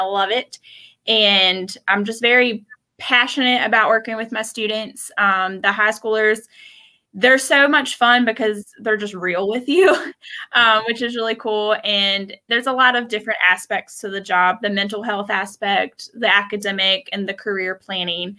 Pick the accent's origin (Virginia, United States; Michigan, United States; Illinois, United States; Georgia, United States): Virginia, United States; Page County; I am originally from Page County, went to Page County High School, graduated